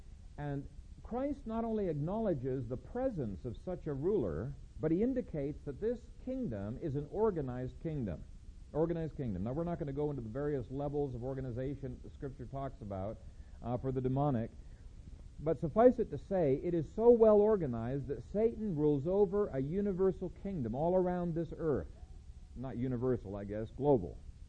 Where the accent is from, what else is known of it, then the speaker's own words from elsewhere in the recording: Ethiopia; One time in Bingham Academy when I was growing up in Ethiopia, there was a cloud of locusts